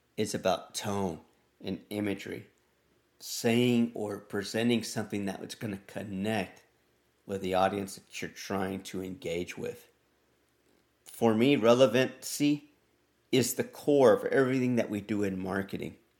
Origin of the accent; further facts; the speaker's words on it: Texas, United States; I'm from Texas and I would be a proud Tejano